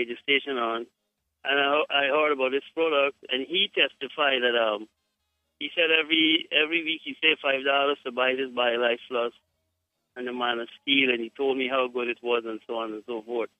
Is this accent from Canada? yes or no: no; Guyana; I am from Guyana